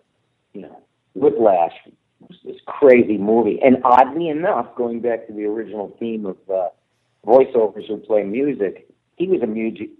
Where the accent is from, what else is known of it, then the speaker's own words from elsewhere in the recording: Michigan, United States; moved away; I'm from Michigan originally.